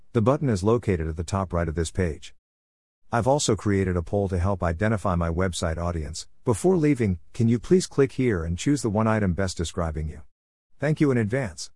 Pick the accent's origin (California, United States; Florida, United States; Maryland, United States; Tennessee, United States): Tennessee, United States; Tullahoma; In my hometown of Tullahoma